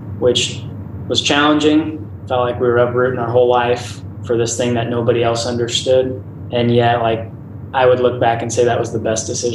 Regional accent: Northeast Indiana, United States; we're from Northeast Indiana

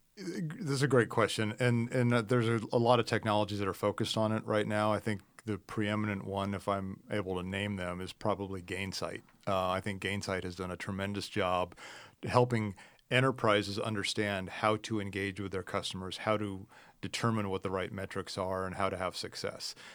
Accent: Midwest, United States; I grew up in the Midwest

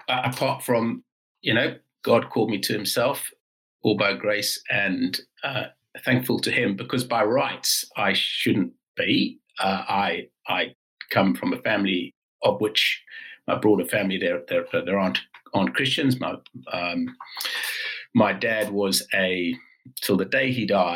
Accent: South Africa; accent: South African; moved away as an adult; also born or lived in London, United Kingdom; now in Newcastle, United Kingdom; So the accent is South African, and that is because I was brought up in South Africa.

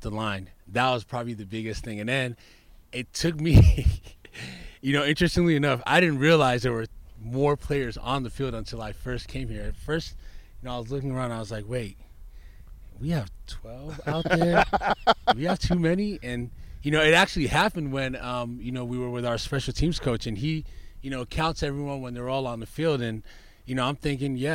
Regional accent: Southern California, United States; also born or lived in Nigeria; I was born in Nigeria, moved to Southern California when I was about 8 years old

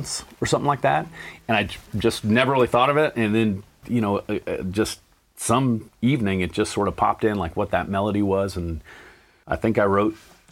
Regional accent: San Diego, California, United States; also born or lived in Los Angeles; I grew up in Point Loma

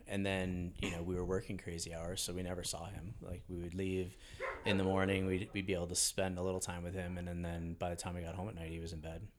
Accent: Hastings-on-Hudson, New York, United States; born or raised there

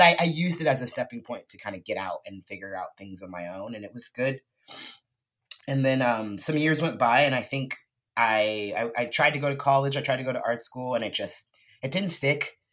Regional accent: Lompoc, California, United States; moved away as an adult; also born or lived in Texas; now in Portland, United States; I grew up in Santa Barbara, California, Central Coast, actually in this little town called Lompoc.

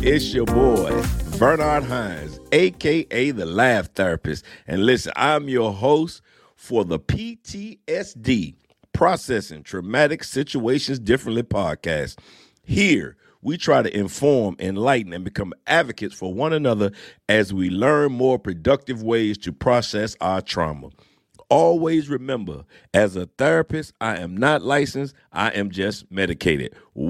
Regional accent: Norfolk, Virginia, United States; The crazy thing is, I didn't go in the Navy because I'm right here from Norfolk.

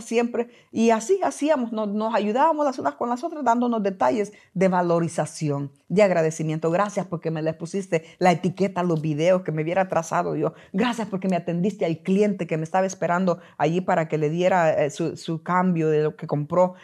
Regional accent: El Salvador; moved away; cuando yo trabajé en mi país, El Salvador

